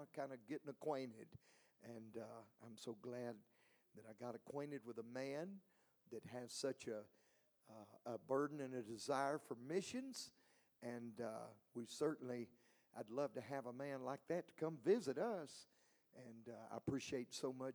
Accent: Buford, Georgia, United States; moved away as an adult; also born or lived in Texas; now in Mexico; Originally, I'm from Buford, Georgia.

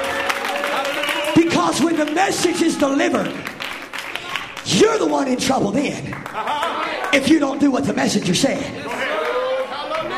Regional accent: Mississippi, United States; I'm from Mississippi

